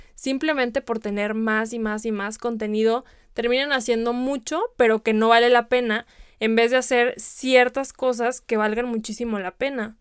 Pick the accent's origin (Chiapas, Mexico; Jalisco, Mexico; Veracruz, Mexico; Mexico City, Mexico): Jalisco, Mexico; Guadalajara; yo soy de Guadalajara, incluso en Guadalajara hemos tenido producciones de Netflix